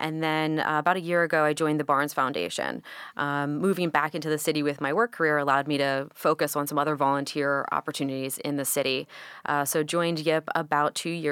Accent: Lebanon, Pennsylvania, United States; moved away as an adult; now in Philadelphia, United States; So I grew up in Lebanon, Pennsylvania.

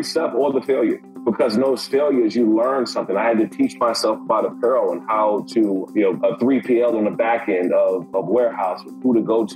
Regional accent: Prince George's County, Maryland, United States; I grew up in Prince George's County, Maryland

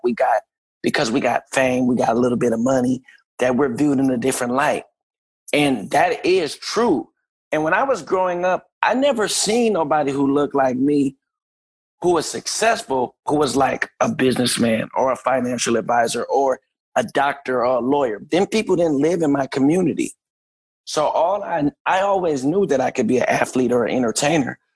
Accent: Minneapolis, Minnesota, United States; moved away as an adult; also born or lived in Ohio; I was born and raised in Minneapolis

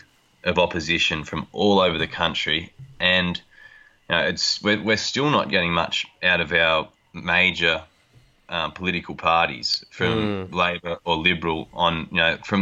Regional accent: Nambucca Heads, New South Wales, Australia; now in Streaky Bay, Australia; I grew up on the Coffs Coast at Nambucca Heads, which is at, over 2,000 kilometres in a straight line from the Eyre Peninsula.

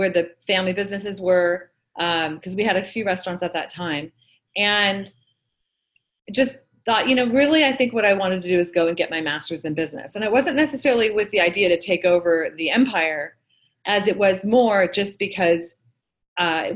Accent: Manhattan Beach, California, United States; So I grew up in Manhattan Beach, and my father opened a restaurant

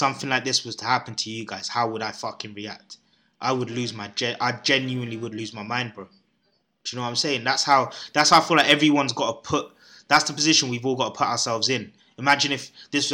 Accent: London, United Kingdom; I was brought up in London, bro, where there's every race in every corner

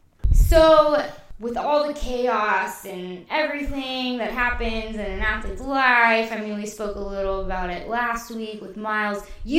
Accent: San Antonio, Texas, United States; we're from San Antonio.

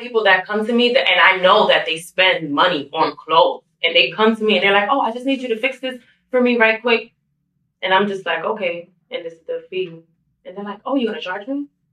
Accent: New York City, New York, United States; I grew up, I was born and raised, obviously, in Brooklyn, New York

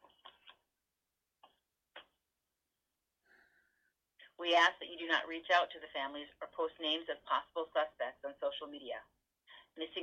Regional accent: South Dakota, United States; I'm from South Dakota where they have beefalo

